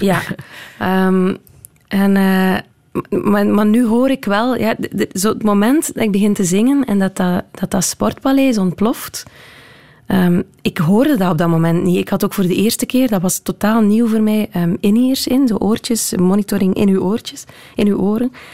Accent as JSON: {"language": "Dutch", "region": "Southwest Flanders", "country": "Belgium", "tie": "born or raised there", "said": "ik ben natuurlijk opgegroeid in Zuidwest-Vlaanderen. in West-Vlaanderen zijn we allemaal heel erg met de voeten op de grond"}